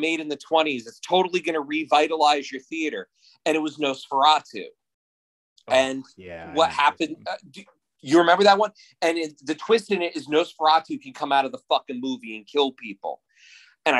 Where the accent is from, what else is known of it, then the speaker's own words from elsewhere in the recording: Union County, New Jersey, United States; also born or lived in Clark, New Jersey / Rahway, New Jersey; growing up in New Jersey, like in Union County